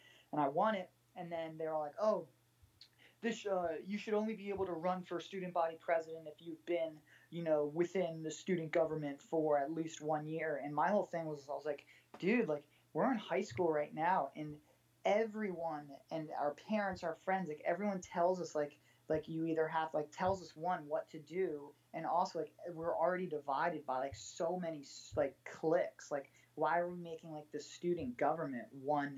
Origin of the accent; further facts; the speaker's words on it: Connecticut, United States; moved away as an adult; now in Los Angeles, United States; I grew up in like the most like northeastern preppy white fenced country club Connecticut town you can imagine